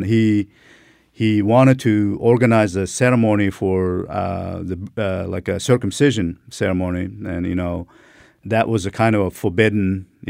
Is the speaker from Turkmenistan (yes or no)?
yes; Turkmenistan; English is a second language; Yeah, during the Soviet time, you know, I was born in 73, you know, almost last